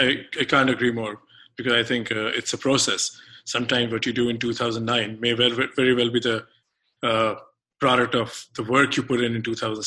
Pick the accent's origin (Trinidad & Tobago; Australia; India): India; I was rooting for Pakistan to lose every match as an Indian boy.